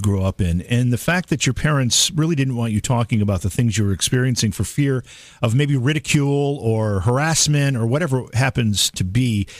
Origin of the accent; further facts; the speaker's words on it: Cooperstown, New York, United States; I'm from Cooperstown, New York, and I put the word New York into that, everybody thinks I live in a place that looks like Manhattan, which I don't. I live in, I couldn't be more rural where I am.